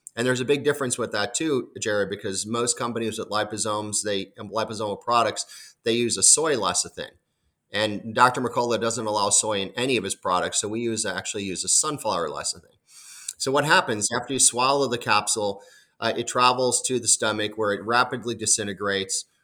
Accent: Chicago, Illinois, United States; moved away; I'm initially from the Chicago area

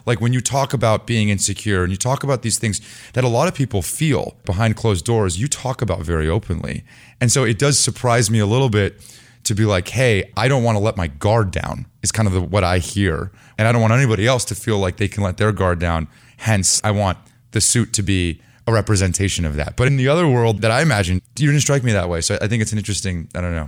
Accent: Ann Arbor, Michigan, United States; I was born in Ann Arbor

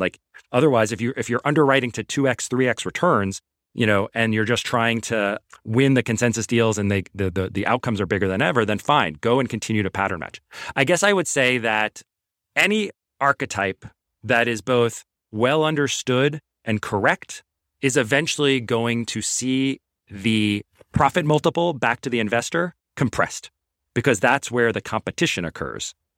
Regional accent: New York City, New York, United States; also born or lived in Long Island (516 area code); I grew up in Queens.

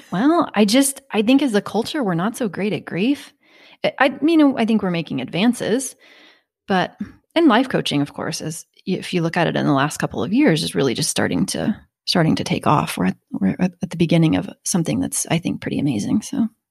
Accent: Kansas, United States; I'm from Kansas

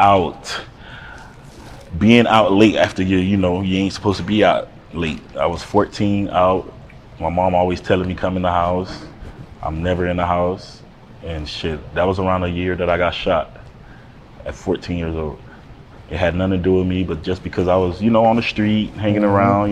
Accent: Fort Lauderdale, Florida, United States; moved away; also born or lived in Miami, Florida; I was raised in Broward County

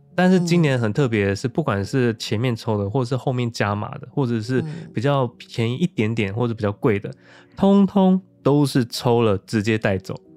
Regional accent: Sanchong, New Taipei, Taiwan; 像我是三重，我是哦。新北的 居民

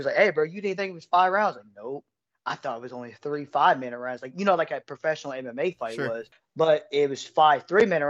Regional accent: Middletown, Ohio, United States; I'm from Middletown, Ohio, a small metro city between Cincinnati, Dayton, Ohio

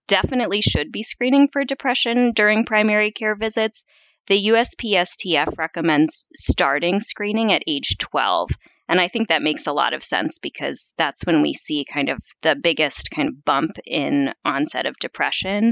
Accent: Midwest, United States; now in East Coast, United States; I would describe myself as a Midwesterner who now lives on the East Coast

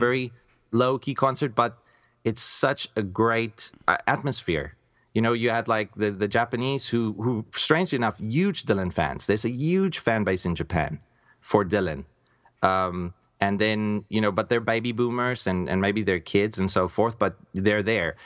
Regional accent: South Africa; I'm a South African by birth

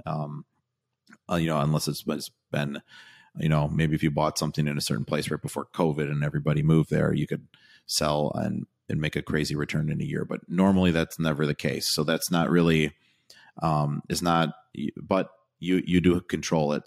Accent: Wisconsin, United States; I'm from Wisconsin

